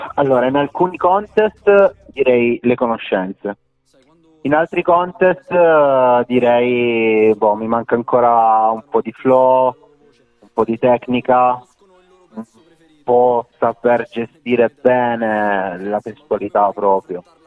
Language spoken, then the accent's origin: Italian; Rivoli, Piedmont, Italy; Io sono di Rivoli, precisamente Tettino Erottica, una frazione di Rivoli